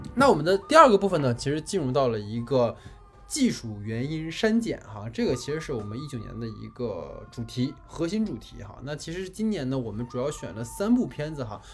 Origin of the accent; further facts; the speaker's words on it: China; 我们都是一家人，说白了，我们都是中国人